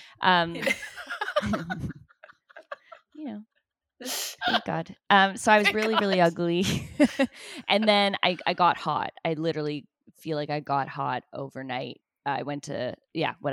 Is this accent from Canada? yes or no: yes; Toronto, Ontario, Canada; moved away as an adult; now in Los Angeles, United States; I'm from Toronto and I stick to my roots and the way we say things